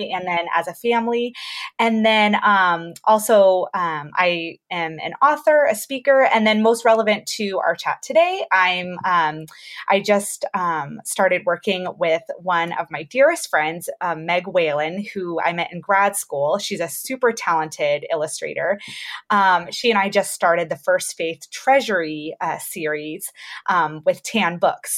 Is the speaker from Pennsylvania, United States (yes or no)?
no; Georgia, United States; moved away as an adult; also born or lived in Colorado / Florida / California; we just moved to Georgia, where all of my family lives. Um, oh, okay. But yeah, but I haven't actually lived here since high school